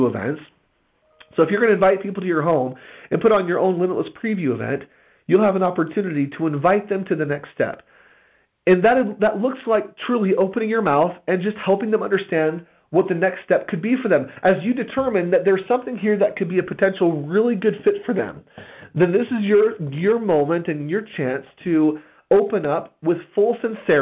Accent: United States; As an American people

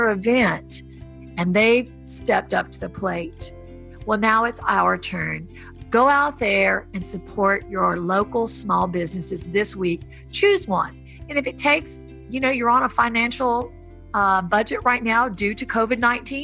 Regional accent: the South, United States; moved away as an adult; also born or lived in Hollywood Hills; growing up in the South, becoming a foster kid

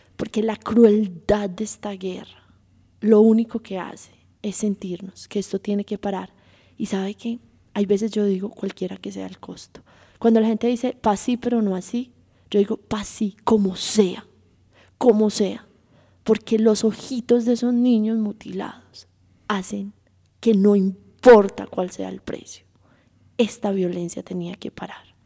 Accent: Antioquia, Colombia; yo soy paisa, pero no ejerzo

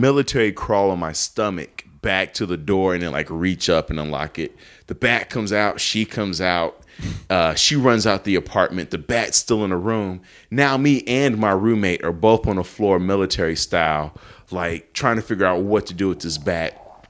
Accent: Chicago, Illinois, United States; moved away; Because we're both from Chicago.

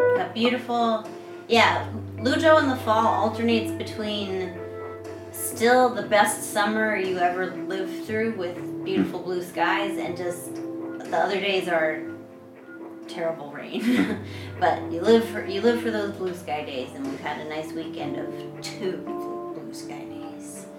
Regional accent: New York, United States; now in China; I'm from New York

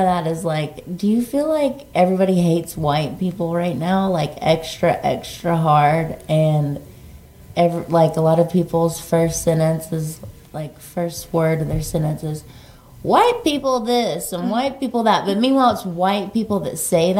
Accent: Mississippi, United States; I'm from Mississippi

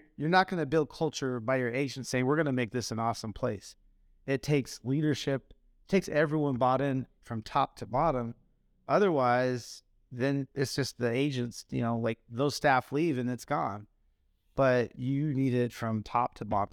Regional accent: Phoenix, Arizona, United States; I grew up in Phoenix

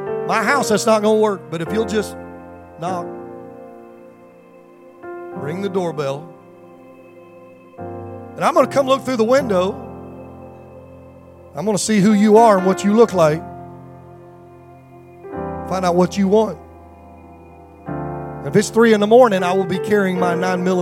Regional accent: Detroit, Michigan, United States; I grew up in Detroit

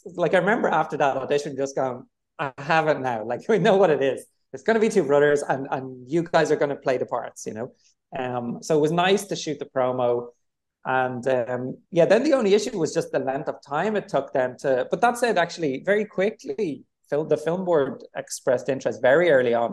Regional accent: Dublin, Leinster, Ireland; I'm from Dublin, I grew up in Dublin

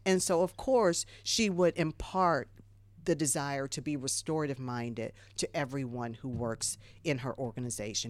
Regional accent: Ohio, United States; moved away; I'm from Ohio originally.

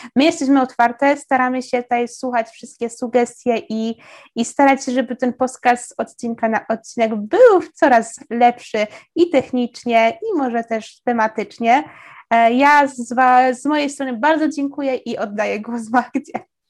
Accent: southern Poland, Poland; ja jestem z południa

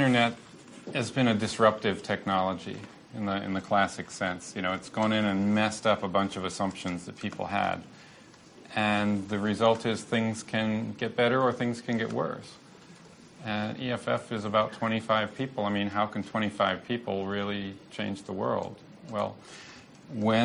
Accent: United States; growing up in the United States

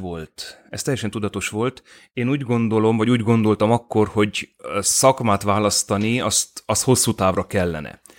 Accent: Târgu Mureș, Mureș County, Romania; én Marosvásárhelyi vagyok, értelemszerűen bolyéban végeztem

